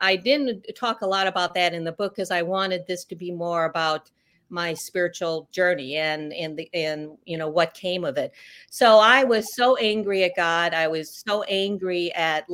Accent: Chicago, Illinois, United States; I was born in Chicago area

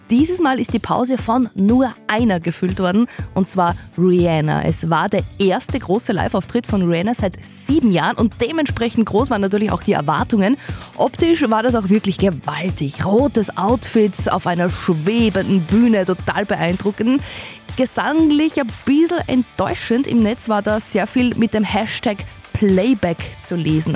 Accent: Windischgarsten, Upper Austria, Austria; ich bin eine gebürtige Windischgastnerin

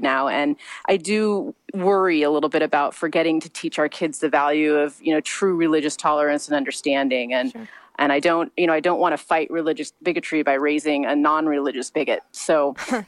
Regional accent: Missouri, United States; moved away as an adult; now in Long Beach, United States; I was raised in a very small town in Missouri

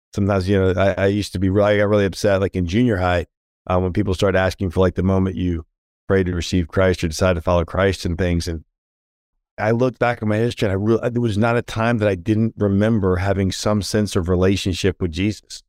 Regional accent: Washington, District of Columbia, United States; now in Charlotte, United States; grew up in and around the Washington, D C metro area

